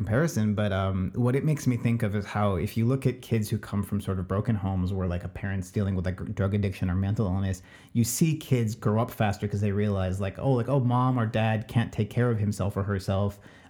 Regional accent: California, United States; as a child growing up in Southern California and passing for white

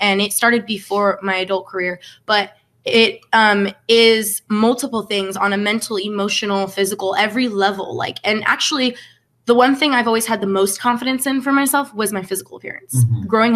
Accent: Southern California, United States; I was born and raised in Southern California

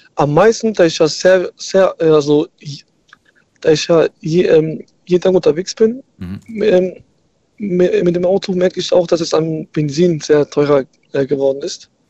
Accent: Germersheim, Rhineland-Palatinate, Germany; Ich komme aus der aus Germersheim

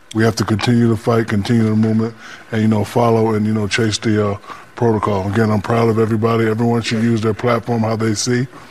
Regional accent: New Orleans, Louisiana, United States; growing up in New Orleans

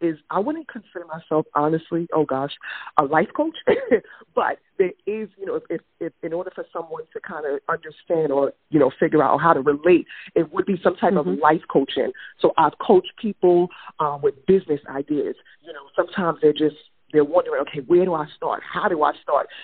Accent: New York City, New York, United States; I'm from Brooklyn

